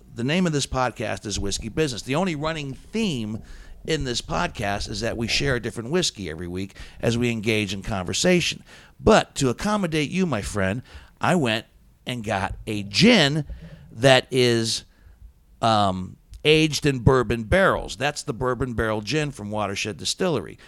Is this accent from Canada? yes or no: no; Steubenville, Ohio, United States; also born or lived in Columbus, Ohio; growing up in the Steubenville, Ohio area